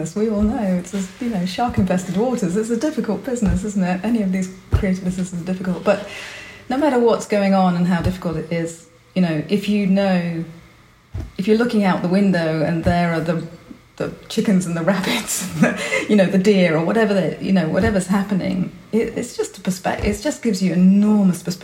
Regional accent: Budapest, Hungary; moved away; also born or lived in Berlin, Germany; I was born in Budapest. We lived in Berlin

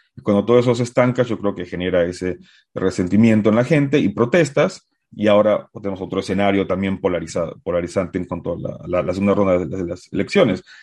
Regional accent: Uruguay; also born or lived in Bolivia; now in United States; yo soy de Uruguay, viví antes en Bolivia y estaba en Bolivia eh, cuando, cuando acabé mi licenciatura

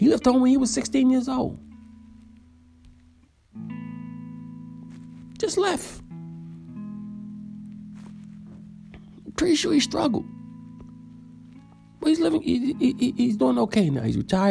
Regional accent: New York City, New York, United States; When I was growing up in Far Rockaway, Queens, when I was born, we lived in Edgemere, but we lived all over Far Rockaway

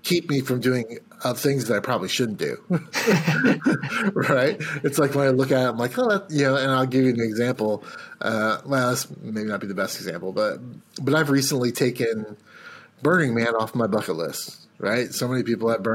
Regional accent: United States; as an American

